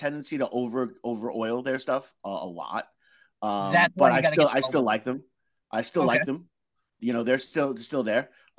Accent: Long Island, New York, United States; now in New Haven, United States; I'm from Long Island.

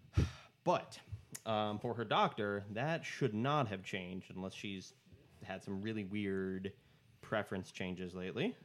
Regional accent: United States; I'm American

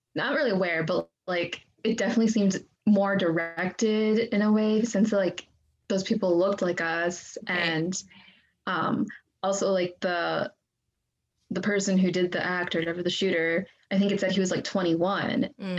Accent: Gladstone, United States; also born or lived in Xinyu, Jiangxi, China; I grew up in Gladstone like my whole life

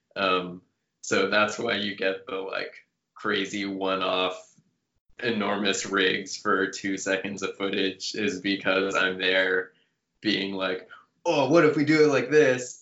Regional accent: Canada; moved away as an adult; now in United States; working in the states as a Canadian

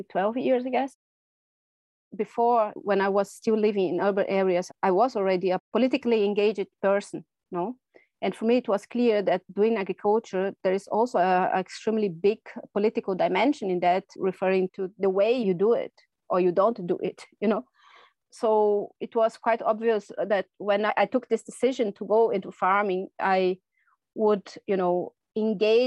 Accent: Brazil; first language Portuguese; English is a second language; moved away as an adult; now in Germany; I'm originally from Brazil, but have been living in Germany for quite a while now, almost 20 years.

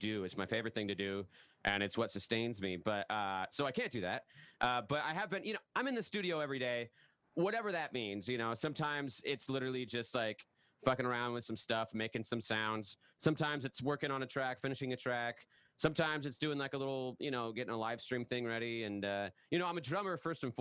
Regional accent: the Northwest, Pacific Northwest, United States; I'm from the Northwest

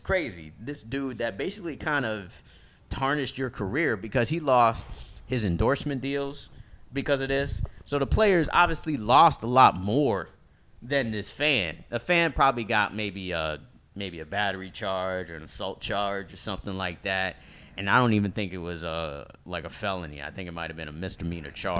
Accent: Miami, Florida, United States; we're growing up in Miami

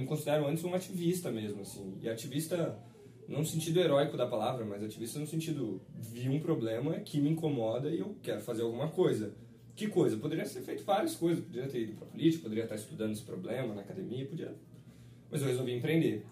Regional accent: Rio de Janeiro, Brazil; moved away; also born or lived in São Paulo; eu nasci no Rio

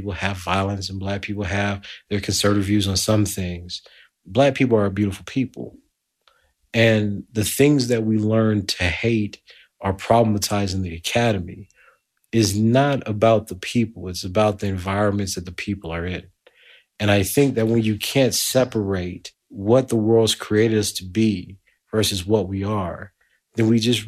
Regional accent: Lake Charles, Louisiana, United States; moved away as an adult; now in Edinburgh, United Kingdom; I came from Lake Charles, Louisiana. I was born at the tail end of segregation in 1979.

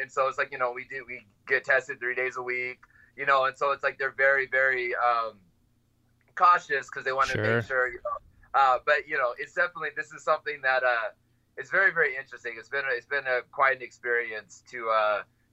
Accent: Orange County, California, United States; also born or lived in Los Angeles; I'm from Orange County, California

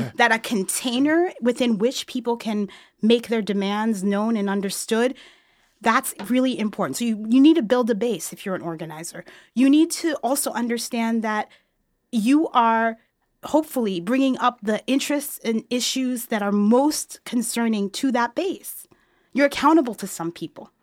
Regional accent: New York City, New York, United States; moved away as an adult; also born or lived in Montreal; now in Chicago, United States; I was born and raised in New York City

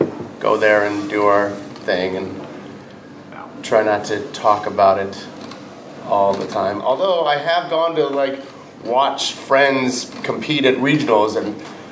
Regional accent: Chicago, Illinois, United States; also born or lived in New York; now in Los Angeles, United States; I grew up in Chicago and then lived in New York.

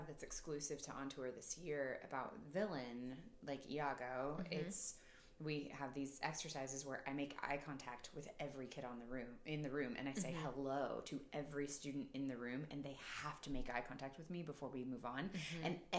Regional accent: Topeka, Kansas, United States; moved away as an adult; also born or lived in Wichita, Kansas / Iowa / New Mexico; now in Omaha, United States; I was born in Wichita. Okay. I was raised in Topeka.

